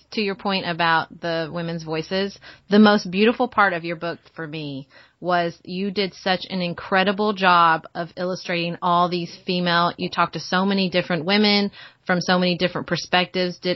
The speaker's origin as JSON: {"language": "English", "town": "Paducah", "region": "Kentucky", "country": "United States", "tie": "born or raised there", "said": "around Paducah, and it's my favorite time of year in my hometown"}